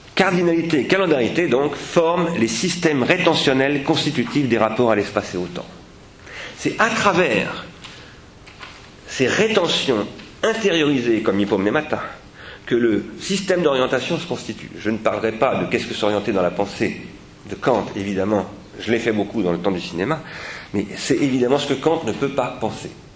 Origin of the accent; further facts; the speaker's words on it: France; nous les Français